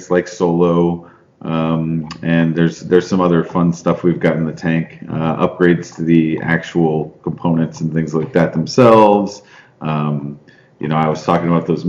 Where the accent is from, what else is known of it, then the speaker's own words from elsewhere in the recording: San Antonio, Texas, United States; I was raised in San Antonio, Texas